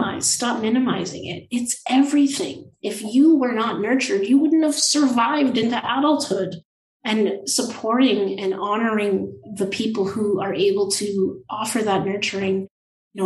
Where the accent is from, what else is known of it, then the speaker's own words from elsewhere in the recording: Thunder Bay, Ontario, Canada; I spent quite a bit of time growing up in Thunder Bay and in northwestern Ontario